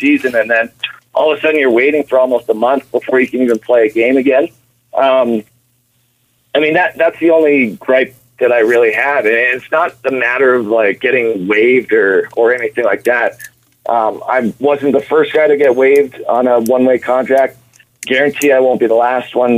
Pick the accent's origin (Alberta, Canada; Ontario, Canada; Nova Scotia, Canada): Alberta, Canada; Edmonton; I grew up in Edmonton. I'm an Oilers fan growing up